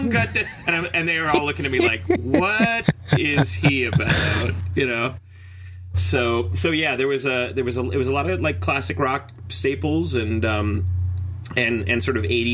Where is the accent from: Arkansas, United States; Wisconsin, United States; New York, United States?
Wisconsin, United States; Superior; I'm originally from Superior, Wisconsin, which is just hours away from the Canadian border